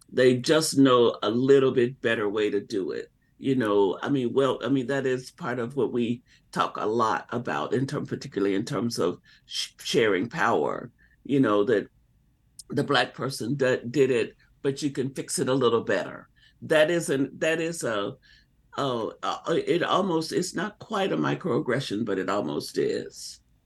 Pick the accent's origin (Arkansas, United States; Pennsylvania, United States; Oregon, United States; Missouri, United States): Arkansas, United States; as a little girl growing up in Arkansas